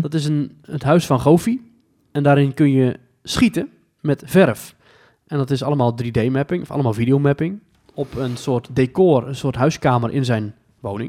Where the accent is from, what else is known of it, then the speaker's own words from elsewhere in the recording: Netherlands; wij als Nederlander